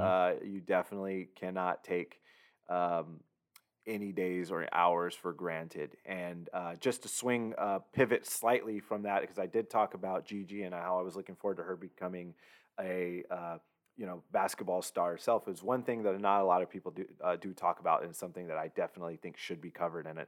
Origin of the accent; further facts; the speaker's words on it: Southern California, United States; growing up in Southern California